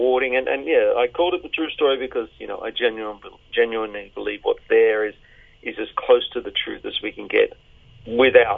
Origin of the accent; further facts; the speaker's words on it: Sydney, New South Wales, Australia; Growing up in Sydney in the 60s and 70s, I was a suburban kid raised on Countdown